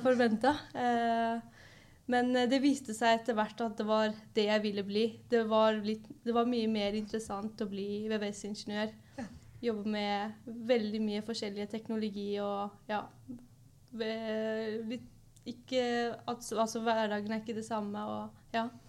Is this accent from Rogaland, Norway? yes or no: no; Oslo, Norway; er også fra Oslo